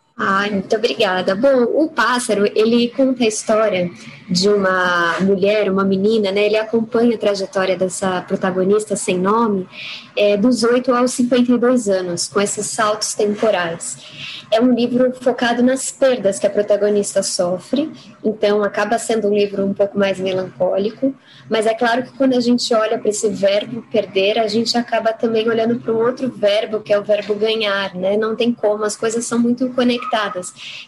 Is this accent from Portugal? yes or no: no; Barueri, São Paulo, Brazil; moved away as an adult; now in São Paulo, Brazil; Eu nasci em São Paulo, é, depois, aos sete anos, eu me mudei para Barueri, fiquei morando lá até os meus 33